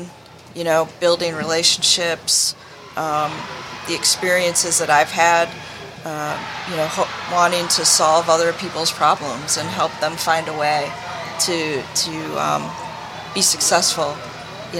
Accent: Wisconsin, United States; moved away as an adult; also born or lived in Michigan; I grew up in Wisconsin

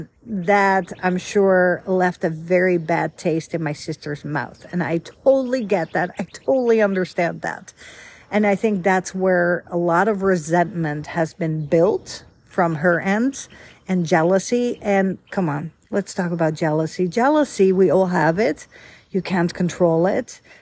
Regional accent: Netherlands; moved away; I was born and raised in the Netherlands, Holland, capital Amsterdam

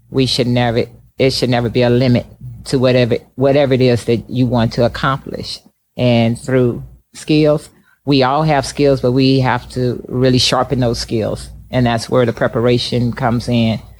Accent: Midwest, United States; growing up in the Midwest, I competed in the cold a lot and got tired of and just thinking

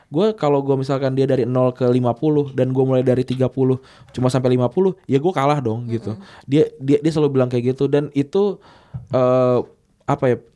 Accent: West Java, Indonesia; terus uh, gua suku gua gua Sunda

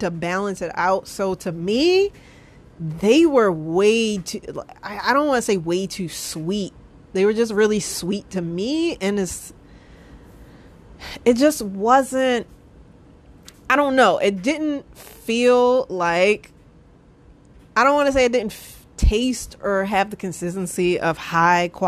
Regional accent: United States; I'm American

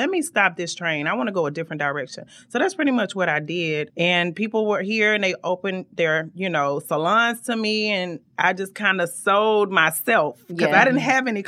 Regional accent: Macon, Georgia, United States; moved away as an adult; now in Atlanta, United States; I owned a salon for 10 years in my hometown of Macon, Georgia

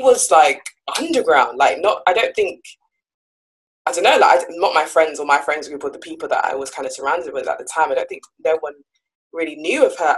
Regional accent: Jamaica; I'm also from Jamaica

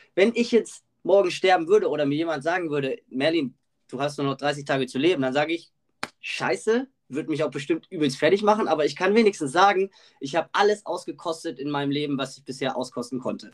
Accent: Germany; ich natürlich als Deutscher

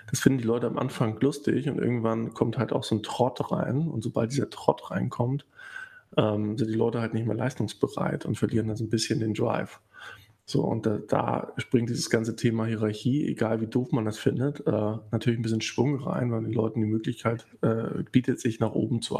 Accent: East Germany, Germany; born there; Ich bin ja im Osten geboren und auch noch zu einer Zeit, wo man noch ein bisschen was mitbekommen hat.

